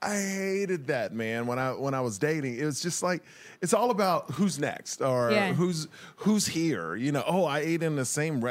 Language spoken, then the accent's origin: English; Houston, Texas, United States; moved away as an adult; also born or lived in Miami; now in Los Angeles, United States; because I'm not from here, I'm from Houston.